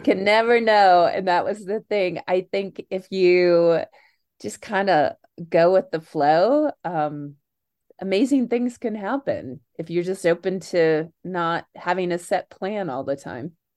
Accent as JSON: {"language": "English", "town": "Kansas City", "region": "Missouri", "country": "United States", "tie": "born or raised there", "also_born_or_lived": "Chicago", "moved": "yes", "said": "born in Chicago, raised in Kansas City."}